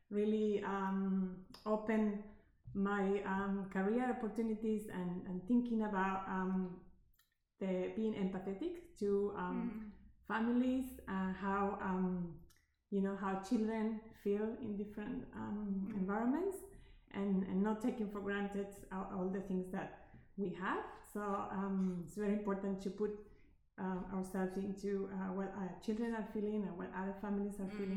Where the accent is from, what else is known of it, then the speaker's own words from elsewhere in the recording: Argentina; English is a second language; moved away as an adult; also born or lived in Canada; now in Australia; I grew up in Argentina, South America, where I studied my kindergarten uh, degree, and then I moved to Canada I didn't uh, speak English when I moved to Canada, so I had to learn English.